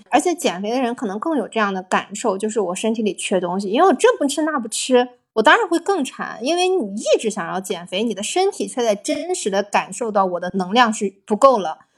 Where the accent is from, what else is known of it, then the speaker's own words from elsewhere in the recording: China; 我们中国人